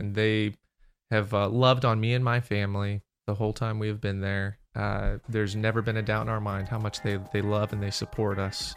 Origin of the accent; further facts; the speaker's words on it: Maryland, United States; moved away; I grew up in Maryland.